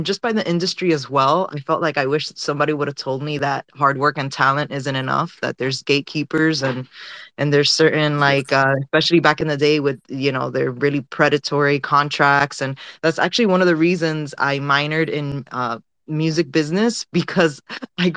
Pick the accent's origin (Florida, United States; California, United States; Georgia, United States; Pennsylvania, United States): Florida, United States; Miami; moved away; also born or lived in London / New York / Los Angeles; I'm originally from Miami